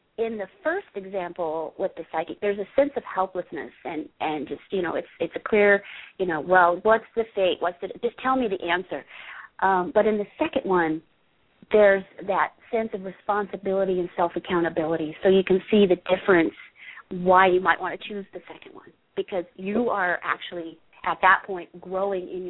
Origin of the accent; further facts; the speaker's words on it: England, United Kingdom; moved away; I grew up in England